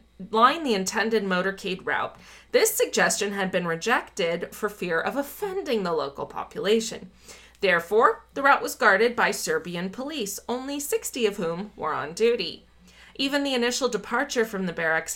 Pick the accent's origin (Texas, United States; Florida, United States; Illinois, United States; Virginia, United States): Florida, United States; Miami; moved away; also born or lived in Minnesota; I grew up in Miami